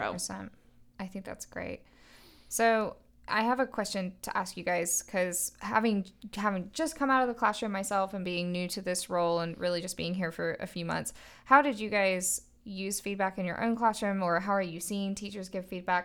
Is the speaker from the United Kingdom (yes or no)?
yes; England, United Kingdom; moved away; growing up in England and that being my personal educational experience